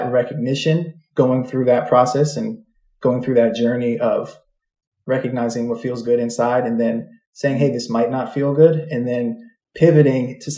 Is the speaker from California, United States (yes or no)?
yes; Berkeley, California, United States; moved away as an adult; also born or lived in New York City; I grew up in the Bay Area in Berkeley, California.